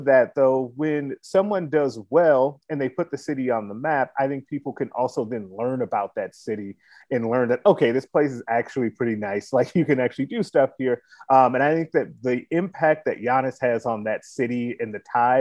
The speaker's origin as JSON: {"language": "English", "town": "Chicago", "region": "Illinois", "country": "United States", "moved": "yes", "said": "I'm originally from Chicago."}